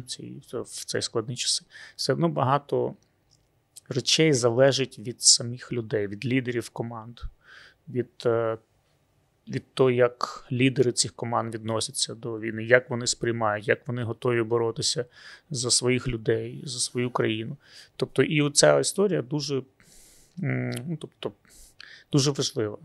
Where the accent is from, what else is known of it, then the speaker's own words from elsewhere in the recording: Luhansk, Luhansk Oblast, Ukraine; moved away; я сам з Луганська